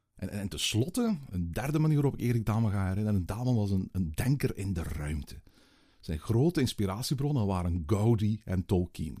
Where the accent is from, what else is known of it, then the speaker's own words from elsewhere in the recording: Belgium; we zijn Belgen